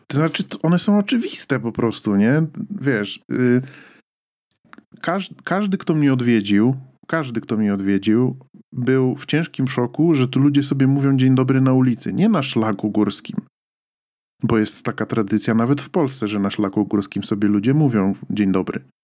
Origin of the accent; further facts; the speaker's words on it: Poland; moved away; wychowaliśmy się w tym kraju